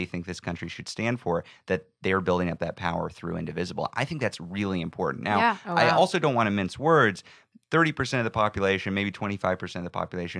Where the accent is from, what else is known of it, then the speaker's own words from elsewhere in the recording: Texas, United States; Buta, Texas.